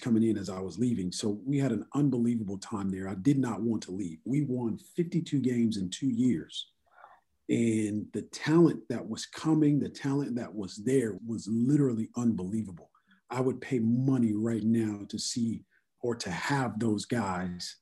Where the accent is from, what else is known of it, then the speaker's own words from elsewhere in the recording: California, United States; became the head coach at Cal State Fullerton, which is back in my home state, so to speak. I'm 35 minutes from my hometown.